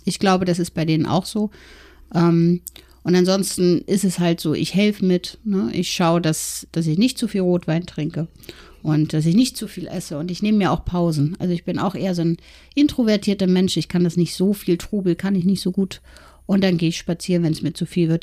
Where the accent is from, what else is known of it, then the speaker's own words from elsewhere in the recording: East Germany, Germany; ich bin ähm, in der DDR geboren